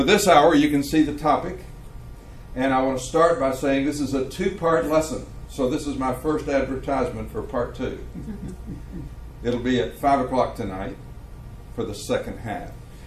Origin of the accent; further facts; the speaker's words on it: Tampa, Florida, United States; I'm from Tampa, Florida